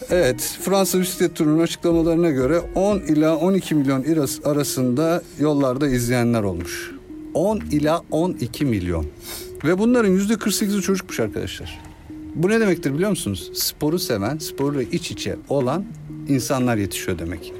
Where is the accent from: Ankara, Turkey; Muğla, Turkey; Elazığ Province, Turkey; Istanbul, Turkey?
Ankara, Turkey; ortaokul lise dönemi ben Ankaralıyım. Ankara'da yıllarca hafta sonları maça gittim.